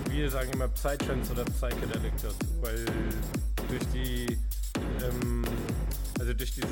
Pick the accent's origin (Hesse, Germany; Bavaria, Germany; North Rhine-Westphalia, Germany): Hesse, Germany; Laubach; bin 19 Jahre alt, komme auch aus Laubacher Umkreis. Also er kommt aus Robertsburg, ich aus Gotterskirchen, zählt man aber immer zu Laubach, weil es halt kleine Dörfer sind.